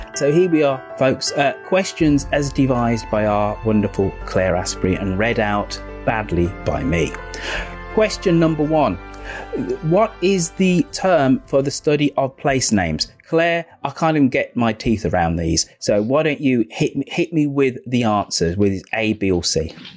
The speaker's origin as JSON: {"language": "English", "town": "Birmingham", "region": "West Midlands", "country": "United Kingdom", "tie": "born or raised there", "moved": "yes", "said": "God's own city, God's own country is my hometown of Birmingham"}